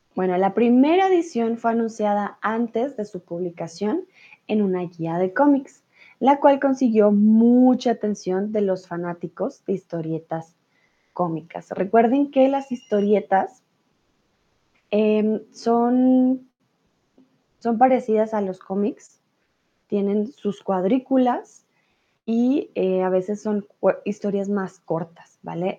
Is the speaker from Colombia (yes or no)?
yes; Colombia; Yo soy de Colombia